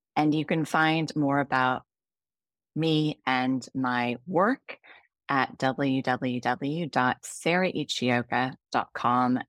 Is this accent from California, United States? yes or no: yes; California, United States; moved away as an adult; also born or lived in United Kingdom; now in Singapore; I grew up in the United States, in California, then worked for a large chunk of my career in the U K, and am now in Singapore